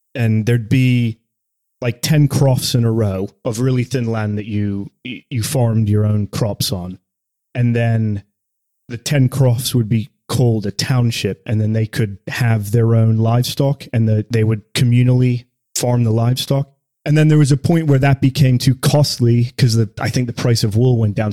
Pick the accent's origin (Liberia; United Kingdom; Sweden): United Kingdom; the north of England; now in United States; I'm not from Scotland, obviously, from the north of England